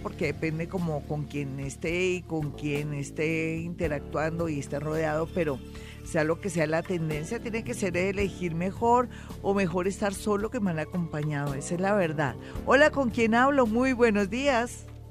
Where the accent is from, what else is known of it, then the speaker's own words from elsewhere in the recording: Colombia; Somos mujeres colombianas